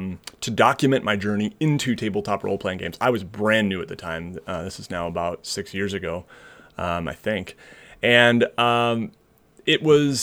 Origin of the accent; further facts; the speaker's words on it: Seattle, Washington, United States; now in Michigan, United States; I grew up in Seattle, Washington, and went to college here in Michigan, where I am now.